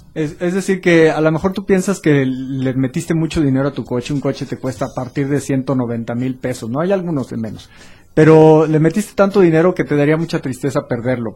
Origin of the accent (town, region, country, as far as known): Mexico